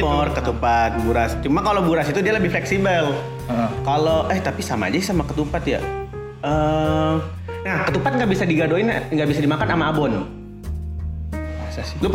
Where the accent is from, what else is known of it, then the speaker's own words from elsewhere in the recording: South Tangerang, Banten, Indonesia; dan gue asalnya dari Tangerang Selatan, iya.